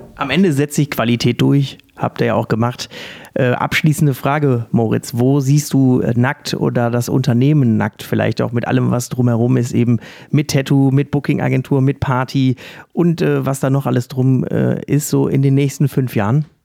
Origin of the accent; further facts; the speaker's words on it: Essen, North Rhine-Westphalia, Germany; in meiner Heimatstadt im Perlenkind Essen